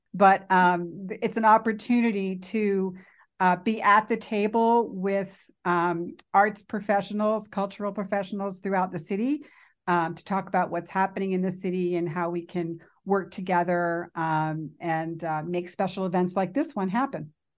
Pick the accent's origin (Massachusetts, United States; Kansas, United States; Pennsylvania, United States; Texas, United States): Pennsylvania, United States; Philadelphia; now in Worcester, United States; I'm originally from Philadelphia